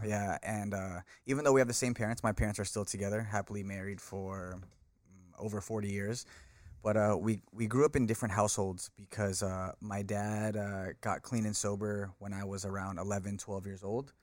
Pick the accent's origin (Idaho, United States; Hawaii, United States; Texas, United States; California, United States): California, United States; Bay Area; born in California, born and raised in the Bay Area